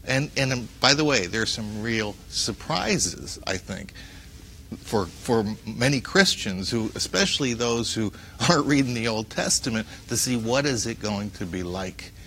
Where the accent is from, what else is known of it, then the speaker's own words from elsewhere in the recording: Paterson, New Jersey, United States; I am an Arab American of Lebanese and Syrian ancestry, and I grew up in Paterson, New Jersey